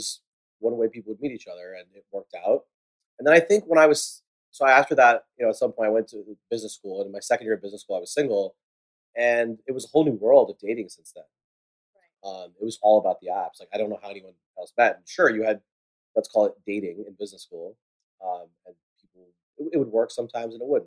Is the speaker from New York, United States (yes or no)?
yes; New York City, New York, United States; also born or lived in New Hampshire / Washington, D.C.; I grew up here in New York City, went to private school here